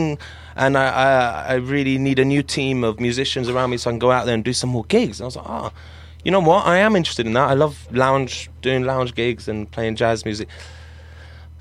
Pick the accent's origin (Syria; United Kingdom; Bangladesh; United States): Syria; I'm from Syria.